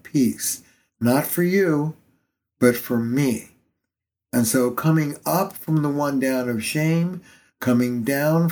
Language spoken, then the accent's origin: English; New York, United States; now in Boston, United States; I'm a New Yorker